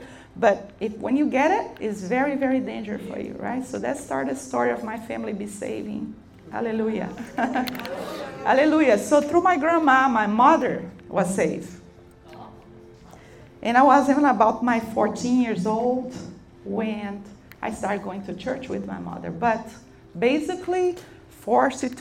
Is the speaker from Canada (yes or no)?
no; Brazil; English is a second language; moved away as an adult; now in United States; I'm from Brazil, but I'm living here for a few years